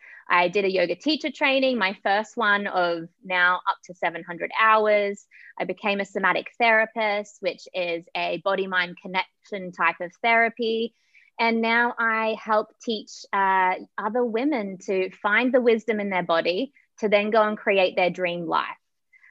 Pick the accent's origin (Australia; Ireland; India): Australia; now in Kenya; So I am currently in Kenya. I am originally from Australia.